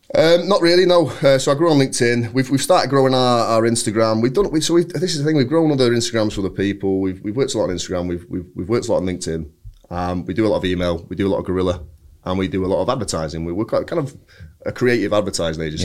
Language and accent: English; Bury, North West England, United Kingdom; I'm from Bury